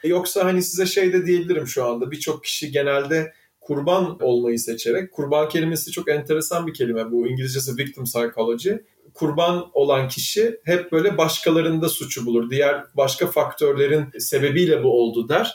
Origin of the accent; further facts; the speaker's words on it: Istanbul, Turkey; also born or lived in Izmir / Germany; İzmir'de doğdum. 5 yaşıma kadar oradaydık. Sonra İstanbul'a geldim